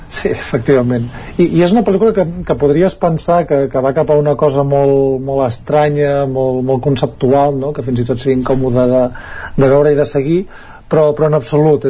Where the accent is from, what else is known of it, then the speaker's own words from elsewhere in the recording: Ripollès, Catalonia, Spain; els que som del Ripollès